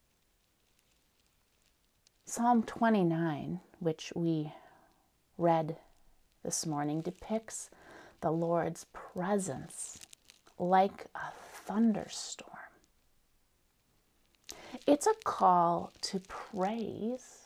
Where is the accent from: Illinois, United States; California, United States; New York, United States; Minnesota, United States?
Minnesota, United States; North Woods of; The home that I grew up in the North Woods of Minnesota